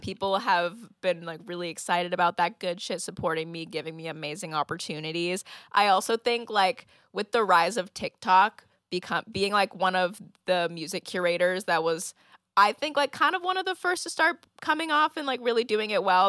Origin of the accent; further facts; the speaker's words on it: Santa Clarita, California, United States; also born or lived in Ventura, California / Los Angeles, California / Oregon; I grew up between Santa Clarita, California, and Ventura, California